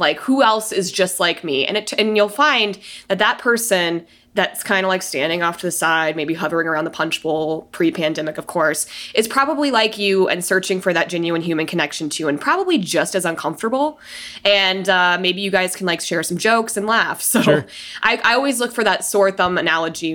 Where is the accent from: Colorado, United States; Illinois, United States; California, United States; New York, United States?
Colorado, United States; Denver; moved away as an adult; now in San Diego, United States; I've been in San Diego this long. I'm from Denver.